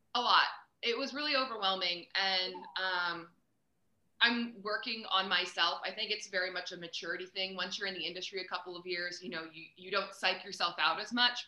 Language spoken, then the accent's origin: English; Reading, Pennsylvania, United States; moved away as an adult; also born or lived in Buffalo, New York; now in Kansas City, United States; I was born in Reading. Um, and I went to Muhlenberg High School